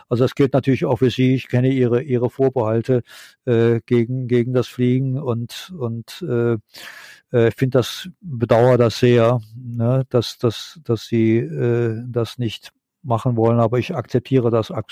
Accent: Rhineland, Germany; now in Japan

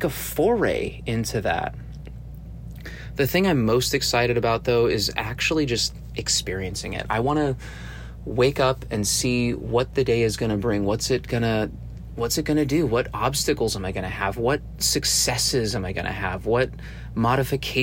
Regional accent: Arizona, United States; I'm originally from Arizona.

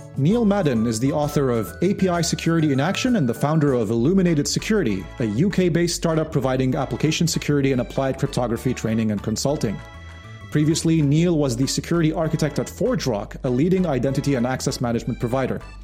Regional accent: Lebanon; I'm originally from Lebanon

